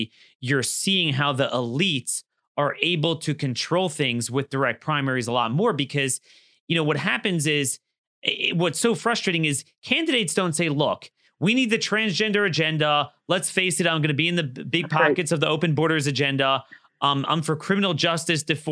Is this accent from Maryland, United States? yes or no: yes; Maryland, United States; my home state of Maryland